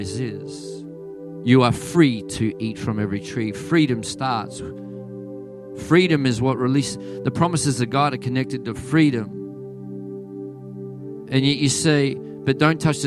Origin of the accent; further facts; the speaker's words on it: Australia; accent: Aussie; my Aussie accent